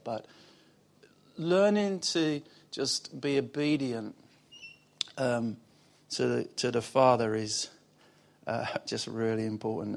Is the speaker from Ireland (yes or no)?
no; Basildon, East of England, United Kingdom; also born or lived in Wickford; I'm from Basildon.